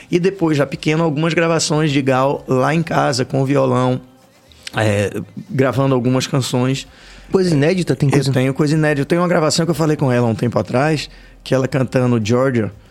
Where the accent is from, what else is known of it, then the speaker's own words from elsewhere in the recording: Salvador, Bahia, Brazil; Nascido e criado aqui.